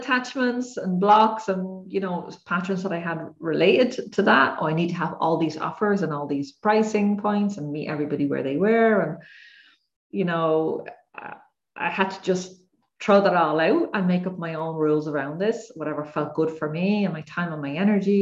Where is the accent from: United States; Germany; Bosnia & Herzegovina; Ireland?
Ireland; I'm Irish